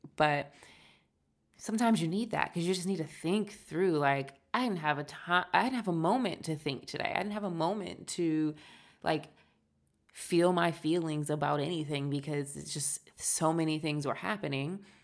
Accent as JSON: {"language": "English", "country": "United States", "said": "we're American"}